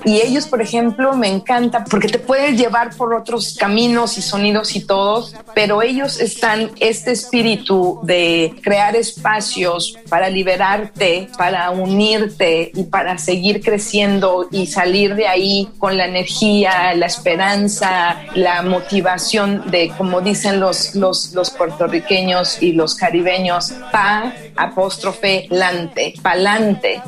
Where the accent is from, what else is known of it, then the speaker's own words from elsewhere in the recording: Mexico; now in New York, United States; como mexicana